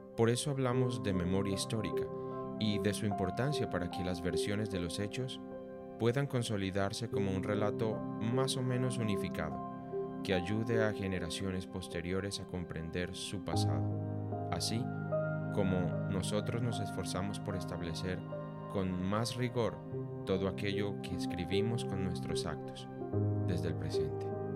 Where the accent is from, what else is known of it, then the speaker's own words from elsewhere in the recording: Colombia; Como colombianos hemos sufrido por las consecuencias devastadoras de la guerra en nuestro país durante seis décadas